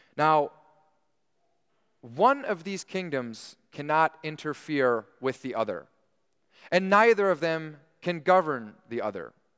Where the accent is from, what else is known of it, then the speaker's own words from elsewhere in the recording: United States; we take part in our civil duties as American citizens